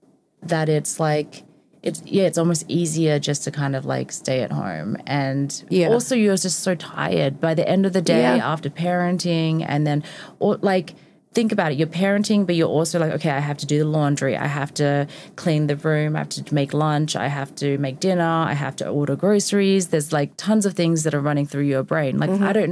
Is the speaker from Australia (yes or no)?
yes; Australia; moved away; I'm also Australian